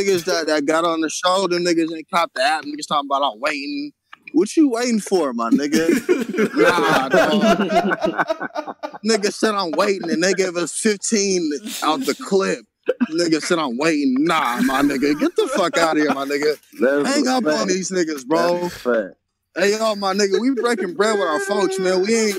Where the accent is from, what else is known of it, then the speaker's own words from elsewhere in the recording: Seattle, Washington, United States; I'm from Seattle.